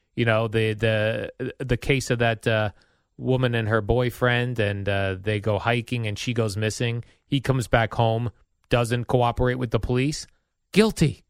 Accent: Jersey City, New Jersey, United States; The hospital I was born in in Jersey City

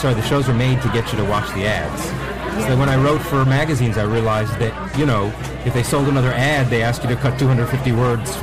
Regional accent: New York area, United States; I'm originally from the New York area

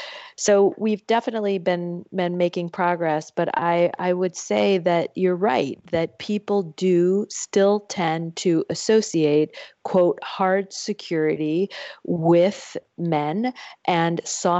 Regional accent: Michigan, United States; I get questions when I go home to my home state of Michigan

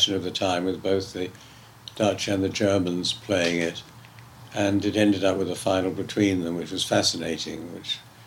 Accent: England, United Kingdom; I'm English

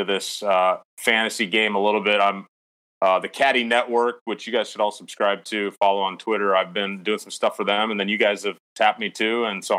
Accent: Omaha, Nebraska, United States; I'm from Omaha, Nebraska. Yeah, that's where I'm at right now.

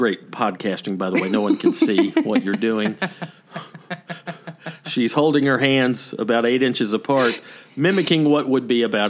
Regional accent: Laos; I'm from Laos, landlocked country in Southeast Asia.

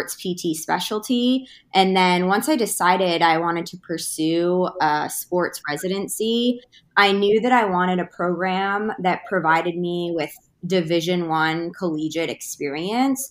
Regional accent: Boston, Massachusetts, United States; moved away as an adult; also born or lived in North Carolina; I'm originally from Boston, Massachusetts. That's where I grew up. I was born and raised

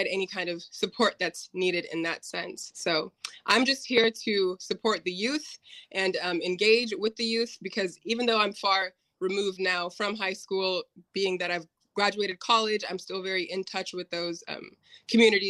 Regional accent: Bellevue, Washington, United States; growing up in the Bellevue School District

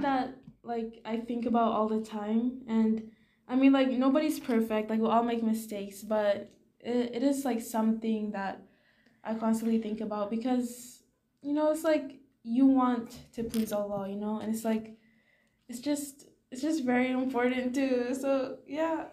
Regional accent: Singapore; moved away; my home country, did Singapore

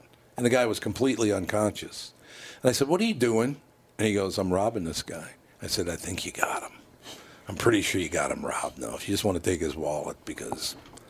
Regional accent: Minneapolis, Minnesota, United States; another one of those guys I grew up with in North Minneapolis

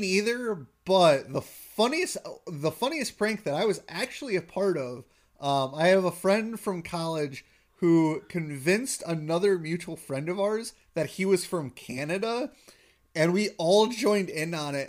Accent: Wisconsin, United States; I've lived in Wisconsin majority of my life, but growing up in Wisconsin

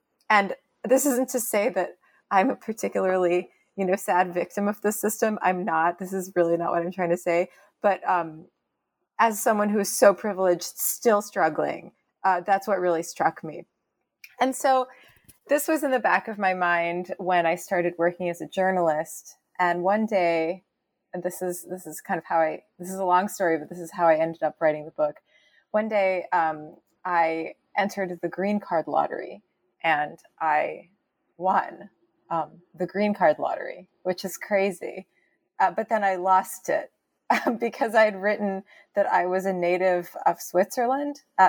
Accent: Canada; I had always assumed, oh, I'm Canadian, like we're just like Americans, but a little further north.

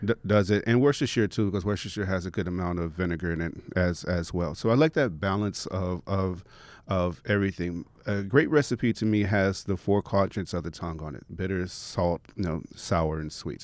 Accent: Chicago, Illinois, United States; moved away; growing up in Chicago

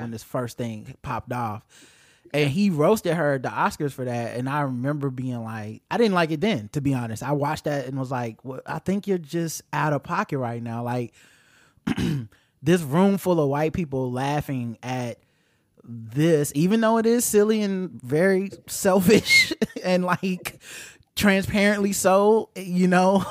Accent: Charlotte, North Carolina, United States; Our city is named Charlotte

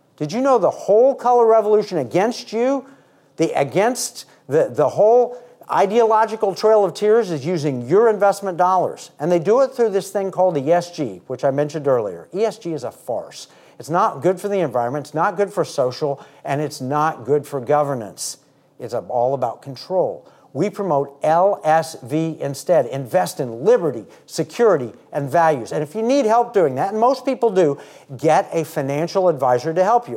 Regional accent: United States; I was born in America

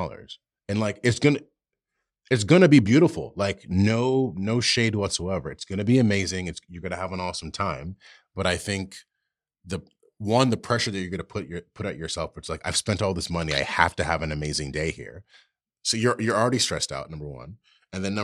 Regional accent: New York City, New York, United States; as a New Yorker

